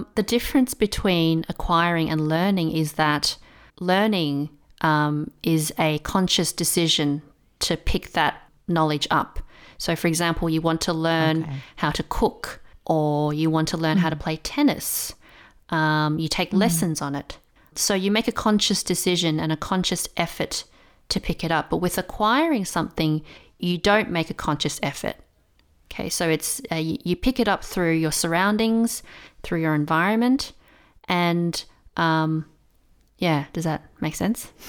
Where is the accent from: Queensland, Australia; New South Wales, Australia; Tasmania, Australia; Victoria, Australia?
Victoria, Australia; Melbourne; first language English; moved away as an adult; now in Taiwan; I um, was born and raised in Melbourne, which is um, a city in Australia